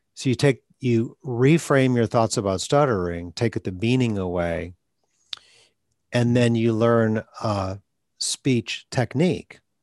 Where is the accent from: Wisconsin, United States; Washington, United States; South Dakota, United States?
Wisconsin, United States; moved away; also born or lived in Atlanta; I'm from Wisconsin